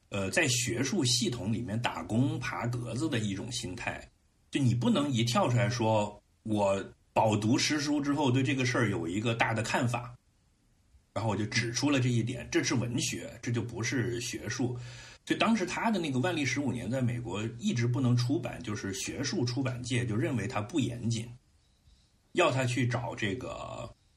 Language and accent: Chinese; Henan, China; moved away; 因为我他妈在我河南老家也是弱势群体